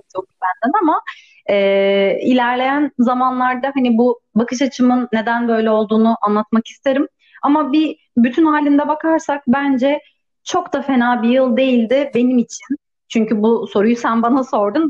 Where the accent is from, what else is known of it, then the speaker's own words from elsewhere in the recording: Istanbul, Turkey; moved away as an adult; now in Edirne, Turkey; doğma büyüme İstanbul'dayım